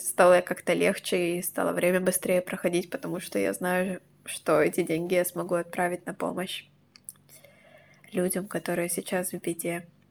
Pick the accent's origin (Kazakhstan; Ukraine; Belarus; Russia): Ukraine; Crimea; now in Kyiv, Ukraine; я из Крыма